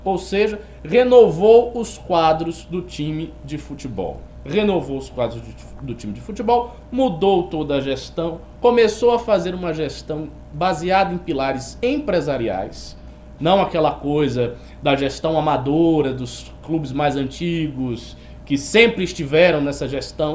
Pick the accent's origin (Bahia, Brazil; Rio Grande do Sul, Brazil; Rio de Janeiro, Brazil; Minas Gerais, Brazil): Bahia, Brazil; como bom baiano que sou. Eu tenho a licença da baianidade.